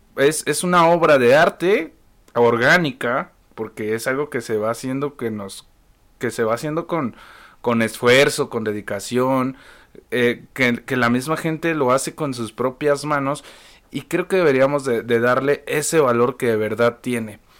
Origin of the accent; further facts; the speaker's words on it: Mexico; siendo que somos mexicanos, el mismo país, vivimos las mismas crisis